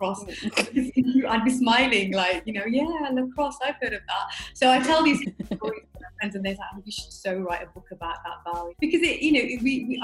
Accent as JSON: {"language": "English", "town": "Smethwick", "region": "West Midlands", "country": "United Kingdom", "tie": "born or raised there", "said": "I grew up in Smethwick, which is it's quite, you know, predominantly Asian area where I grew up"}